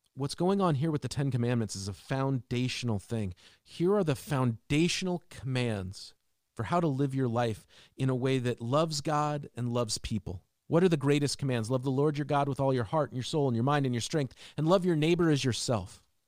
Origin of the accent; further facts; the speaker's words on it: Seattle, Washington, United States; As a kid growing up in Seattle